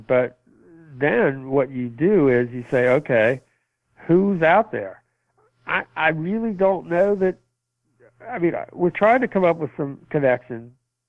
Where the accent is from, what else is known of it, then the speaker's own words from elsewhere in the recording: Youngstown, Ohio, United States; And I grew up in Youngstown, played high school football there, went to Miami, Ohio, broke all the scoring records and running records there.